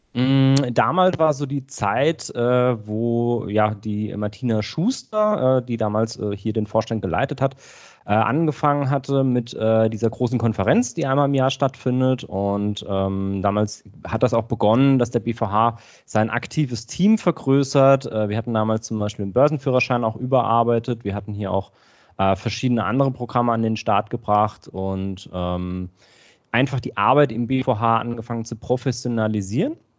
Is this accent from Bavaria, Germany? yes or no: yes; Aschaffenburg, Bavaria, Germany; now in Augsburg, Germany; Ich komme ursprünglich aus Aschaffenburg in Unterfranken, also in der Nähe von Frankfurt, aber ich äh, lebe mittlerweile in äh, Augsburg